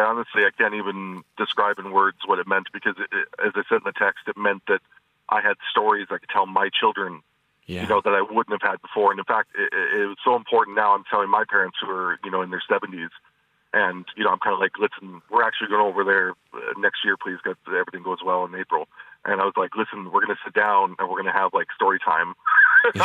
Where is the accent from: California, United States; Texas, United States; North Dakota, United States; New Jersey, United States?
North Dakota, United States; also born or lived in Montana / Minnesota / Tennessee / Pennsylvania; so I was born in Montana. I lived in Minnesota. I lived in Tennessee for a while, Pennsylvania. But I ended up in North Dakota for the longest time.